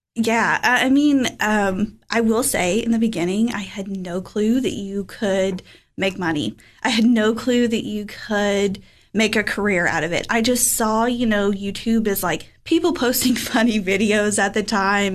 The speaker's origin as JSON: {"language": "English", "area": "Fentress County", "region": "Tennessee", "country": "United States", "tie": "born or raised there", "moved": "as an adult", "lives_now": "Cookeville, United States", "said": "I am from Fentress County, so I graduated from Clark Range High School, little rural community in 2011"}